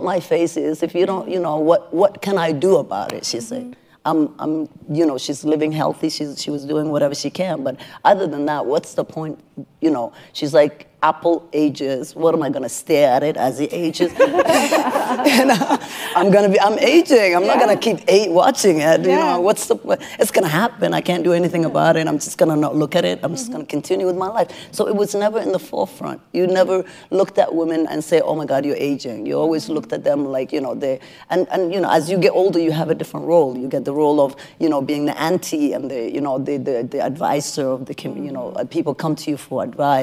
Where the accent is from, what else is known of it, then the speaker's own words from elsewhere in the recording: Somalia; moved away; I'm from Somalia originally